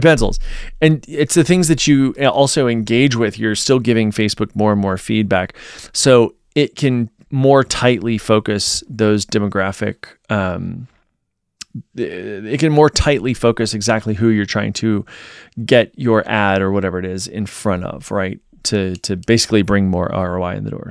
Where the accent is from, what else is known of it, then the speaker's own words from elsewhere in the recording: Virginia, United States; moved away; my hometown in Virginia